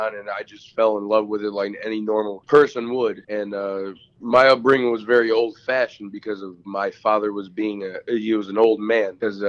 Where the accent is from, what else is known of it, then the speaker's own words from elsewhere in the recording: Sandusky, Ohio, United States; I'm from Sandusky.